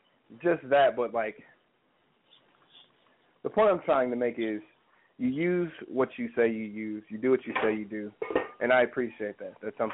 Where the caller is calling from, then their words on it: Columbus, Ohio, United States; I am calling in from Columbus, Ohio right now.